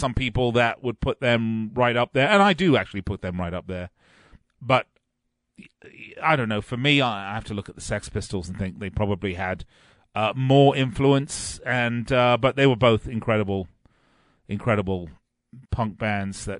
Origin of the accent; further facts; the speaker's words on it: England, United Kingdom; growing up in England